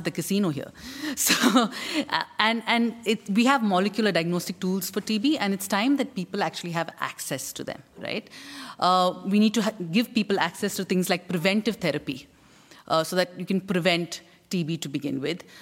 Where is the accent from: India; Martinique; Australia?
India; As an Indian